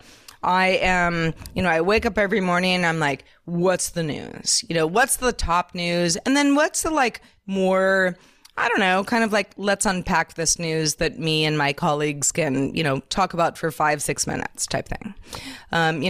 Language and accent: English; Silicon Valley, California, United States; I grew up in Silicon Valley